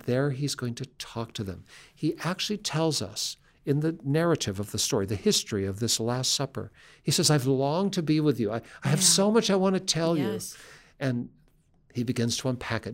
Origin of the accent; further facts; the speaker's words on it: Seattle, Washington, United States; we grew up in Seattle